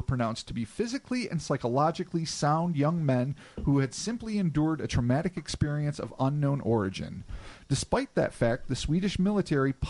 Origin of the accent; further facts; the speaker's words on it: United States; We're so American